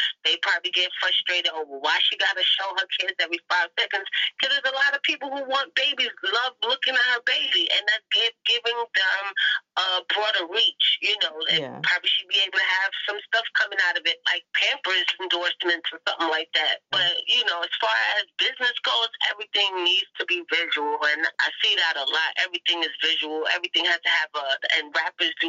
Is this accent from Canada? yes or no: no; New York City, New York, United States; I'm from Harlem. I live in Harlem